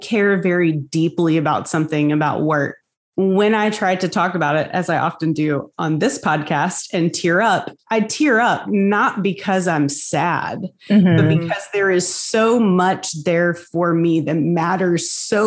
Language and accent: English; the South, United States; growing up in the South